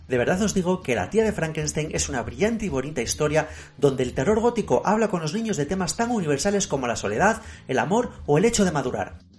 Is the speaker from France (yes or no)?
no; Asturias, Spain; Como asturiano de nacimiento que soy